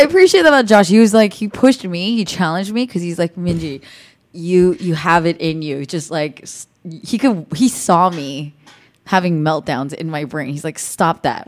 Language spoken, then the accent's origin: English; the Bay Area, California, United States; moved away as an adult; now in North Hollywood, United States; I grew up in the Bay, so I'm just in California